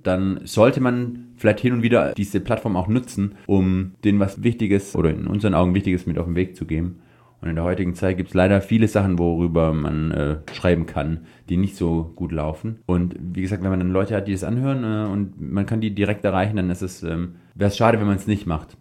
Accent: Swabia, Germany; ich bin ja Schwabe

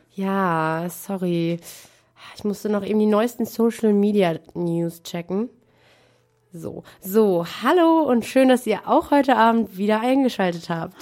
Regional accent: Münster, North Rhine-Westphalia, Germany; bei uns in Münster

